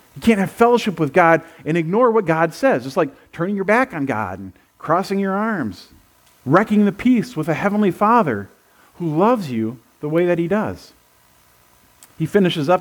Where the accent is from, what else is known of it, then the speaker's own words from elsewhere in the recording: United States; I was born in the United States of America.